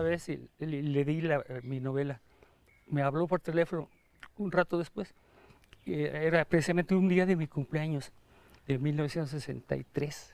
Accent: Acapulco, Guerrero, Mexico; also born or lived in Guadalajara, Jalisco; siento muy, muy profundamente guerrerense y acapulqueño en especial

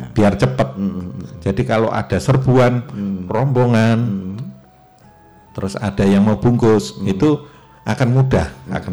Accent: Yogyakarta, Special Region of Yogyakarta, Indonesia; tetap saya harus ada di sana karena memang saya orang Jogja

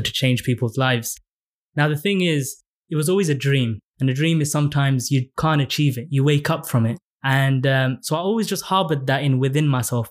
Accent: London, United Kingdom; I grew up in Tower Hamlets, and I went to a state school

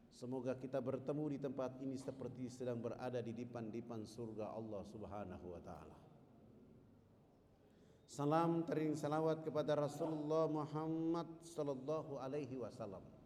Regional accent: Papua, Indonesia; Saya jawab saya dari Irian. Ketika saya jawab saya dari Irian

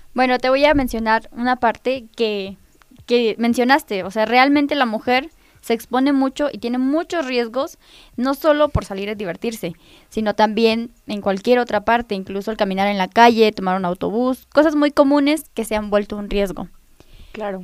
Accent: Nopalucan, Puebla, Mexico; Soy del municipio de Nopalucan

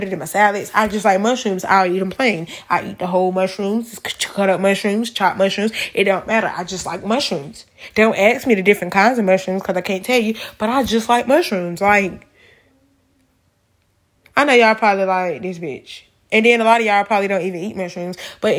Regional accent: North Carolina, United States; I'm from North Carolina

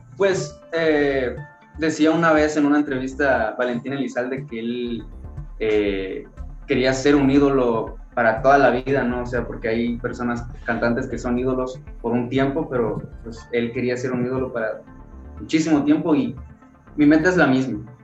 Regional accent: Tonalá, Chiapas, Mexico; also born or lived in Tuxtla Gutiérrez, Chiapas; Yo nací en la ciudad de Tuxtla Gutiérrez, Chiapas, pero radico en Tonalá, Chiapas, es mi, mi ciudad natal

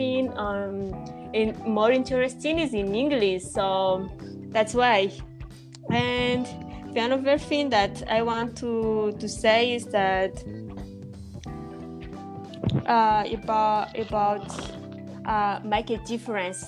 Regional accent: Madagascar; English is a second language; I'm from Madagascar, which is a country

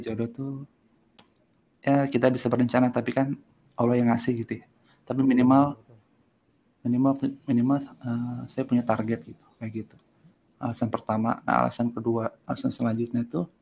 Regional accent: Serang, Banten, Indonesia; moved away as an adult; now in Bandung, Indonesia; saya lahir di di Serang Eh, tahun 92

